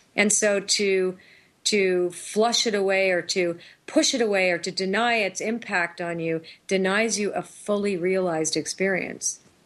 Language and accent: English; Toronto, Ontario, Canada; moved away as an adult; also born or lived in Sedona, Arizona; now in New Hampshire, United States; I was raised in Toronto